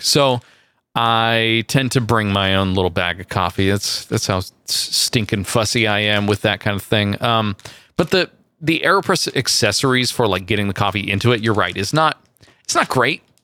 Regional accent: near San Francisco, California, United States; I went from Southern California up back to my hometown, uh, near San Francisco

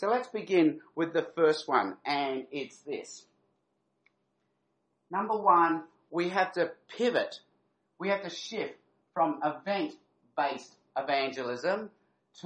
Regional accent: Adelaide, South Australia, Australia; moved away; I'm actually an Adelaide boy at heart. I grew up in Adelaide. I went to primary school in Adelaide.

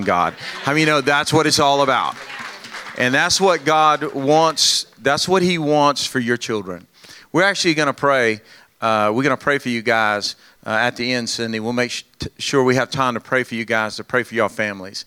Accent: Louisiana, United States; we're from Louisiana. I got a good Louisiana woman

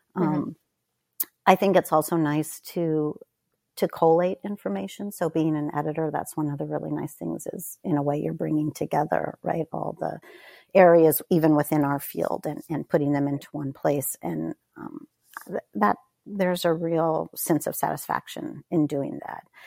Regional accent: Northern California, United States; moved away; also born or lived in Corvallis, Oregon; we moved to a very remote area of Northern California where there was a small university, and my father spent the rest of his career there. So I grew up in a very, very small town

